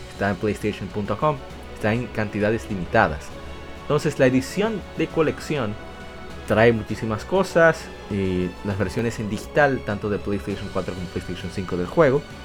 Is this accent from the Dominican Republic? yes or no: no; Puerto Rico; Puerto Rico, mi país